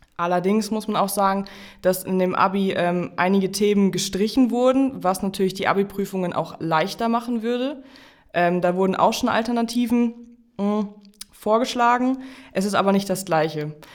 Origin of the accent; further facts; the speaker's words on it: Jork, Lower Saxony, Germany; im Landkreis Stade, Stade ist das Kirchenland bei uns in York